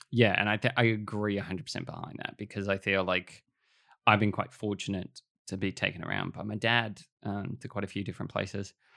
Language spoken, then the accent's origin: English; Australia